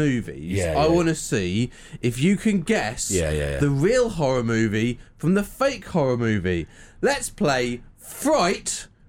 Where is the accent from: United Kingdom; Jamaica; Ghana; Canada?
United Kingdom; Marlow, South East England; born or raised there; moved away